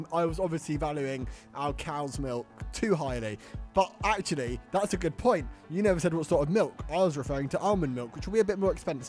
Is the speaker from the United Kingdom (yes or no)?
yes; London, United Kingdom; I'm from London.